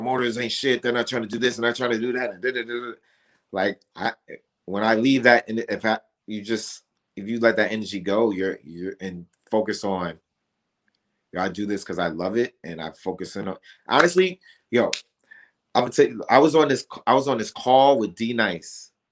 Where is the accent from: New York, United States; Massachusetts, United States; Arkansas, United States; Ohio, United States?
New York, United States; moved away; also born or lived in Atlanta; I can't say I'm from Atlanta, but I'm from Atlanta. And I just, you know, like, but I'm also from New York.